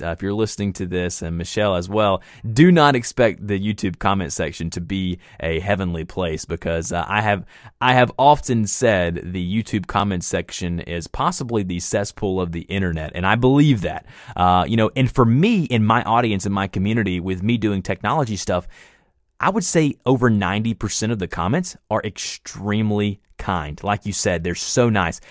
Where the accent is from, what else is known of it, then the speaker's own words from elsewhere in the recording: the South, United States; accent: Southern; I am from the South and I do my best on my podcast and, and anything that I present myself on the internet to try and kind of tone back the Southern accent